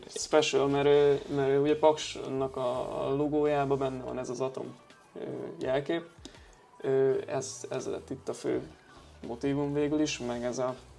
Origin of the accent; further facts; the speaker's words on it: Hungary; én meg magyar vagyok